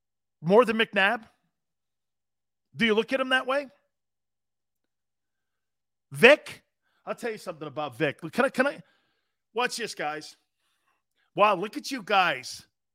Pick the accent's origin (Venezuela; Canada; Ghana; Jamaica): Canada; Montreal, Quebec; Love your show. I'm from Montreal.